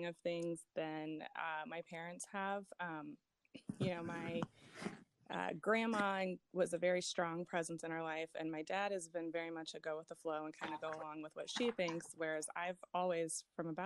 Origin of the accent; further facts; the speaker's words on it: Indiana, United States; I was born and raised in Indiana.